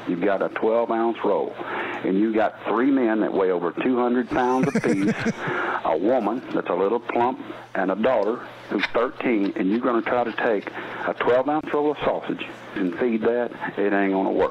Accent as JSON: {"language": "English", "region": "Texas", "country": "United States", "said": "I'm not from the North. I'm a Texas man"}